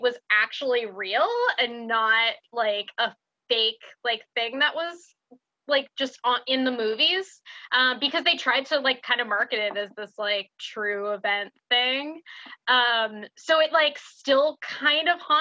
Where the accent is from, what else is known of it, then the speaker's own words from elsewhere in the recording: New England, United States; growing up in New England with like, we even had woods behind my house.